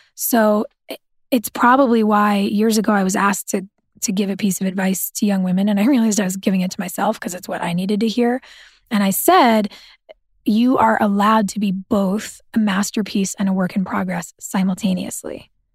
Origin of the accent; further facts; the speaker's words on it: Southern California, United States; I grew up in Southern California